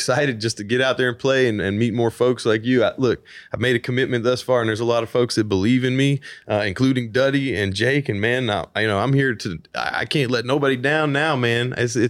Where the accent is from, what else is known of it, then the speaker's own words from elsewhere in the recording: Nashville, Tennessee, United States; I'm original artist from Nashville, Tennessee, baby.